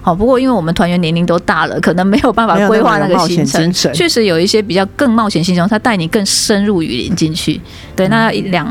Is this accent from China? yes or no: no; Taiwan; 我们从台湾生长土生土长，没有看过雪嘛，